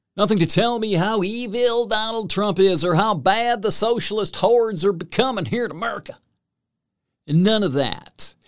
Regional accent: Salinas, California, United States; those folks from Salinas, as I like to talk about, my hometown

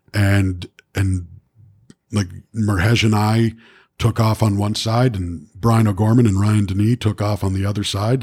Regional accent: Toronto, Ontario, Canada; a girl I grew up with in Etobicoke

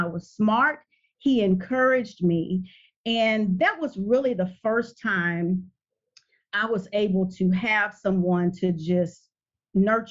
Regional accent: Port Arthur, Texas, United States; I am from a small town, refinery town, Port Arthur, Texas.

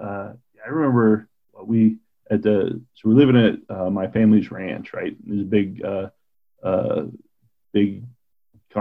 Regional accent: Kinnear, Wyoming, United States; also born or lived in Burns, Oregon / Troy, Montana / Buffalo, New York; we moved here when I was five into Fremont County. So about halfway between Kinnear and Crowheart is where my family had a ranch, and lived there, and then moved into Kinnear, Wyoming.

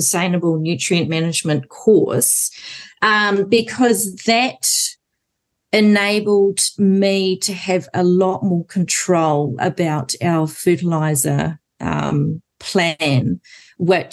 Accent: Auckland, New Zealand; now in South Waikato, New Zealand; I was born in Auckland, definitely not a city girl whatsoever

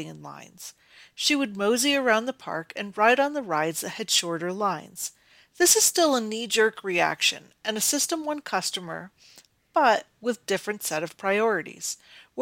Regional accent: Northeast, United States; I grew up in the Northeast and quite often visited an amusement park called the Great Escape.

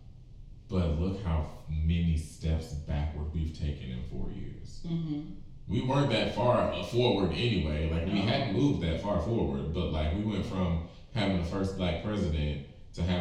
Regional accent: United States; I'm not proud to be American

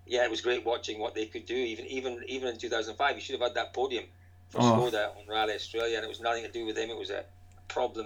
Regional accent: Scotland, United Kingdom; accent: Scottish; growing up in Scotland

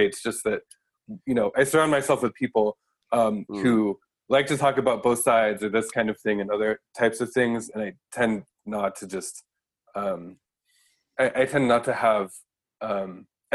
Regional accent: Colorado, United States; also born or lived in Boston / San Francisco / East Palo Alto; now in Osaka, Japan; in Colorado, my hometown is in a swing county

